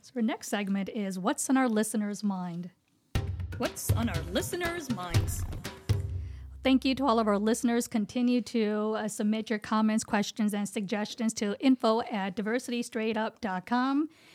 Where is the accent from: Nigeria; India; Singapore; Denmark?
India; English is a second language; moved away; Indian, woman, height, not having English is my first language